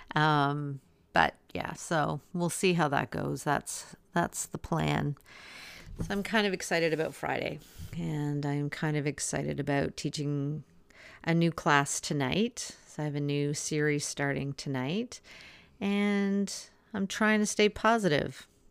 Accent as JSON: {"language": "English", "country": "Canada", "said": "I'm Canadian"}